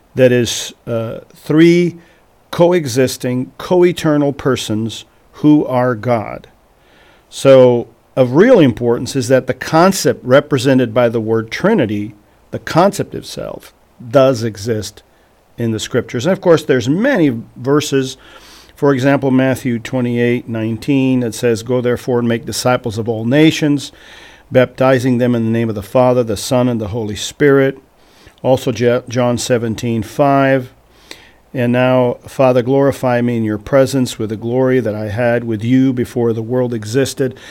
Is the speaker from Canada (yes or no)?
no; Portugal; moved away as an adult; also born or lived in Vermont; now in Missouri, United States; I was born and raised in Portugal